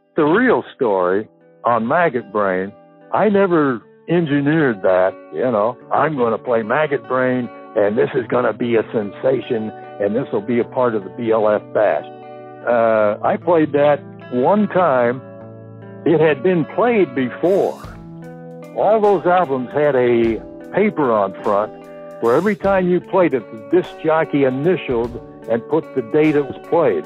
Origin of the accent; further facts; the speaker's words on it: San Fernando Valley, California, United States; moved away; also born or lived in Burbank, California / Indianapolis / Boston / Cleveland; I was born in Burbank. I grew up in the San Fernando Valley